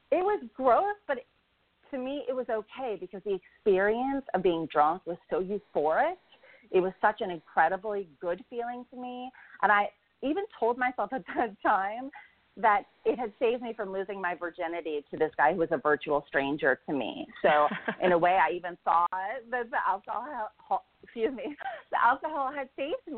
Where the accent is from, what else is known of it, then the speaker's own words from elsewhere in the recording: Kansas, United States; now in Los Angeles, United States; I grew up in Kansas.